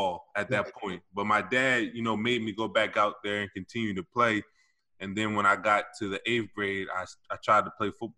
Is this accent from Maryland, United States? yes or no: no; Wilmington, Delaware, United States; also born or lived in Camden, New Jersey; I was born in Camden, New Jersey, but I moved to Wilmington, Delaware when I was around 4 years old